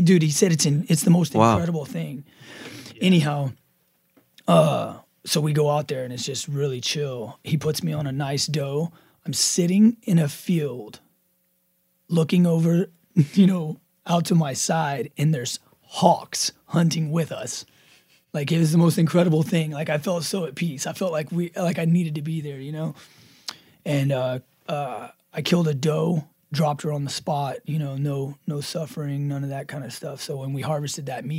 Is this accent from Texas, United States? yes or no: yes; Rockport, Texas, United States; Rockport, Texas, my hometown